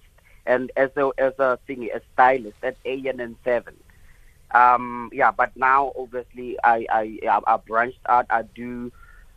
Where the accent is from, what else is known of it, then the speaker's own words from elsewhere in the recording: South Africa; I'm African. I was born in Africa